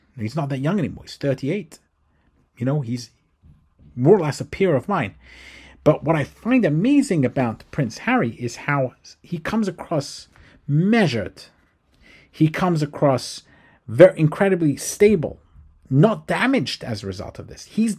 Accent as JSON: {"language": "English", "region": "England", "country": "United Kingdom", "tie": "born or raised there", "lives_now": "United States", "said": "I was brought up in England. I moved to the United States. I also was brought up in a very strict type of institution, Orthodox Judaism."}